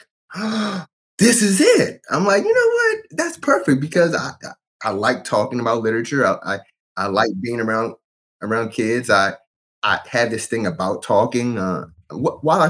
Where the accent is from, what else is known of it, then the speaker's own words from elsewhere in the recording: Fredericksburg, Virginia, United States; I'm from Fredericksburg, Virginia, born and raised. I've lived in Virginia my whole life.